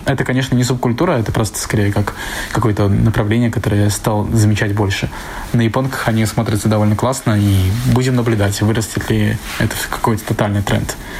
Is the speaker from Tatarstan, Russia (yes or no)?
no; Saint Petersburg, Russia; moved away as an adult; now in Tokyo, Japan; я из Санкт-Петербурга. И в Японию я переехал где-то два года назад, живу в Токио